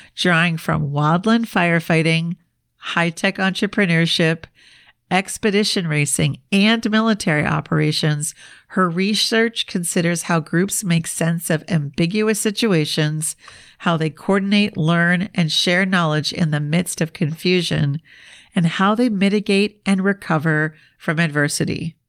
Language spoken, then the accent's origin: English; Minnesota, United States; moved away; also born or lived in Washington, D.C. / New York; I'm from Minnesota